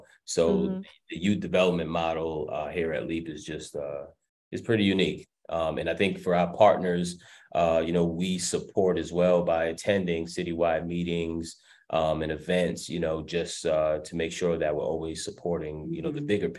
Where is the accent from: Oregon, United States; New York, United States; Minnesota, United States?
New York, United States; moved away as an adult; If I may, for me, I came from New York, so when you all talking about the city buses